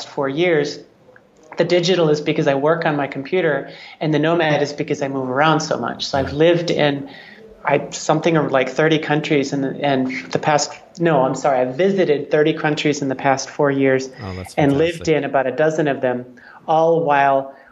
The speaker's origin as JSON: {"language": "English", "region": "Wisconsin", "country": "United States", "tie": "born or raised there", "said": "I grew up in Wisconsin"}